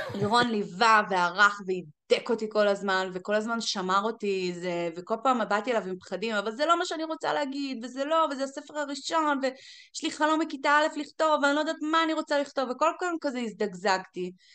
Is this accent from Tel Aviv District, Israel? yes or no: no; Galilee, Northern District, Israel; moved away as an adult; now in Las Vegas, United States; גדלתי בגליל